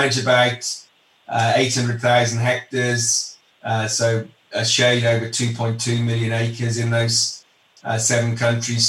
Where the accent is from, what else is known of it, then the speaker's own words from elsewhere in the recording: United Kingdom; moved away as an adult; now in Chicago, United States; I'm from the UK originally